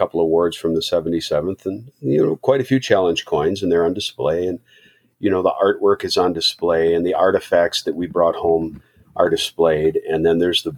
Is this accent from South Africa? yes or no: no; Nicolet National Forest, northern Wisconsin, United States; here in Wisconsin, northern Wisconsin is a lot like the Argonne. Where I grew up was in the Nicolet National Forest